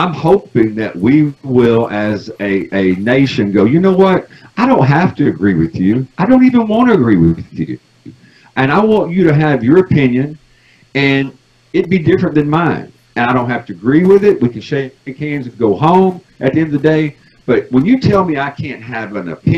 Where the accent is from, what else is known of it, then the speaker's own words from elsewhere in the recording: United States; as an American